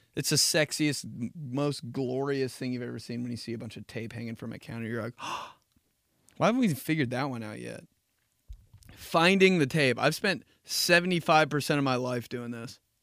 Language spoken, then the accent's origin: English; Midwest, United States; I'm from the Midwest